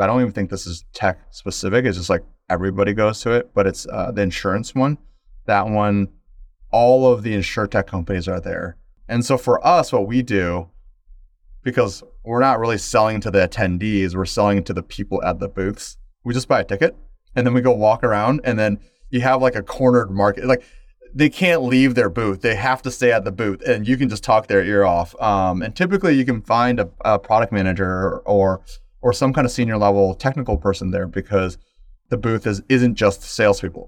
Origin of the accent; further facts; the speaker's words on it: Midwest, United States; first generation American, growing up in the Midwest